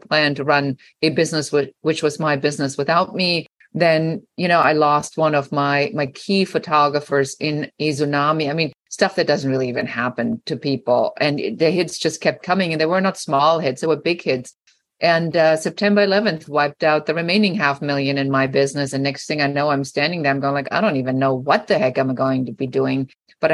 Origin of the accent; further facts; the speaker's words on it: Germany; moved away; I am originally from Germany